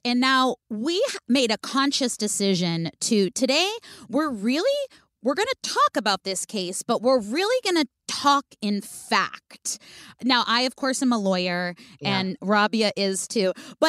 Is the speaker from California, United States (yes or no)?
yes; California, United States; I was in San Francisco. I'm from the Bay Area.